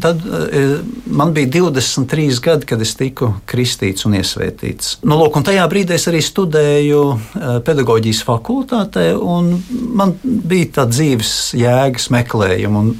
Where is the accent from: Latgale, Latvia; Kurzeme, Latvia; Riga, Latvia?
Riga, Latvia; esmu dzimis un uzaugusi Rīgā